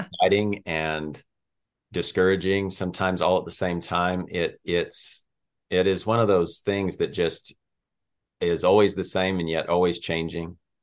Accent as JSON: {"language": "English", "region": "Colorado", "country": "United States", "also_born_or_lived": "Montana", "moved": "yes", "said": "I'm originally from Colorado"}